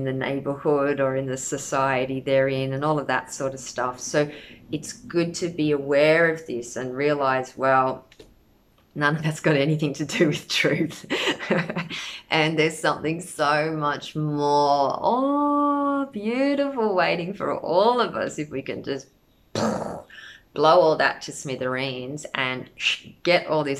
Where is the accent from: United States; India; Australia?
Australia; I come from Australia. Every generation of my family that we know about is Australian